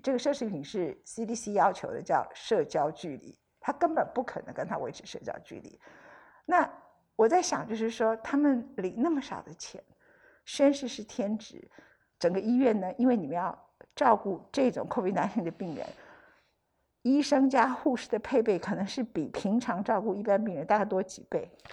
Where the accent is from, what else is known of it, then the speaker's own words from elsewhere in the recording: Taiwan; 我们台湾人